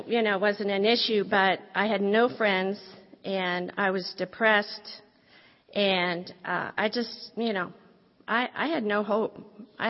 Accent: Midwest, United States; I originally was born and raised in the Midwest in a great family

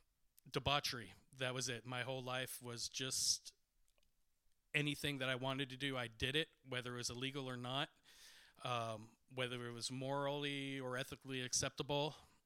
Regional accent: Culver City, California, United States; I grew up in Culver City during the 1980s.

